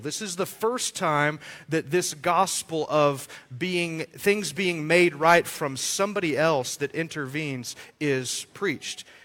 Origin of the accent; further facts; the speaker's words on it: Amarillo, Texas, United States; I grew up in Amarillo, uh, not really from a, a, wealthy family